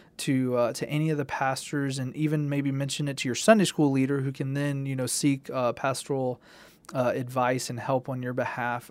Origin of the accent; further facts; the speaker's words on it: Tennessee, United States; growing up in Tennessee and good Southern culture